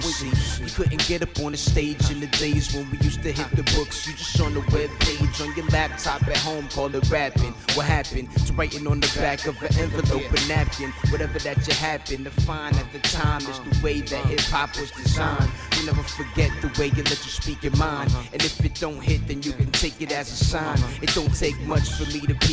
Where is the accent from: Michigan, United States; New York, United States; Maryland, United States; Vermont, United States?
New York, United States; New York City; I'm straight from Harlem